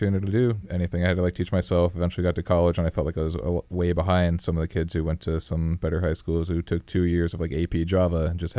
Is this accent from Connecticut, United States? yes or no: yes; East Hampton, Connecticut, United States; I'm from East Hampton, Connecticut. Back in 2000.